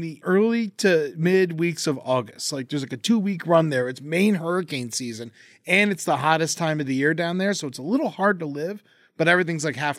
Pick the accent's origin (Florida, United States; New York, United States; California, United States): Florida, United States; moved away; also born or lived in Orlando / Melbourne, Florida / Tallahassee / Boynton Beach; here's my Florida journey. Born in Orlando, went to Melbourne for a year, and then Pompano, Deerfield, Boca, Tallahassee, back to Boynton, back to Tallahassee. I did the Florida tour.